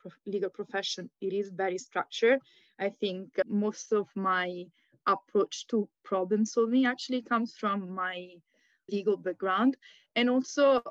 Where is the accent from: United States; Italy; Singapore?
Italy; Rome, Lazio; also born or lived in Pisa; So when I was very little, we moved to Roma. And there is actually where I've been raised